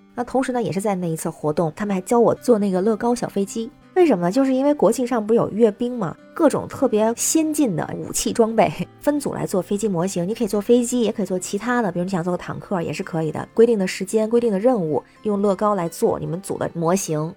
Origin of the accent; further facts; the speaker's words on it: Tianjin, China; now in Beijing, China; 我是天津人，在北京